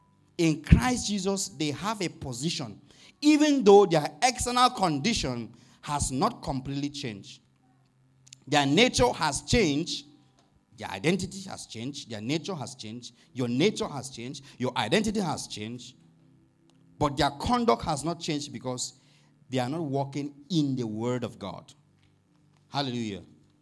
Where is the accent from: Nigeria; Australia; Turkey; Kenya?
Nigeria; You know, if Paul was a Nigerian, sorry, I'm from Nigeria, and he wants to write a letter to maybe a church like this, I don't think he will begin on a good note.